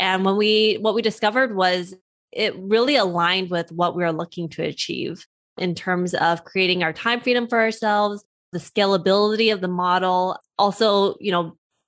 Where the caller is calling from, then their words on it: California, United States; I'm zooming in from Southern California.